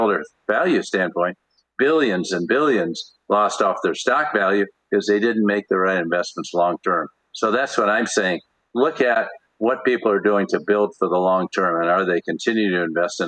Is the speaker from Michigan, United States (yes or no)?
yes; Michigan, United States; I grew up in Michigan